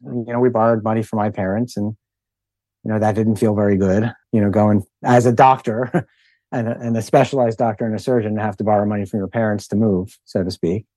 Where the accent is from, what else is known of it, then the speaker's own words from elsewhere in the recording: Philadelphia, Pennsylvania, United States; We grew up in Philadelphia as well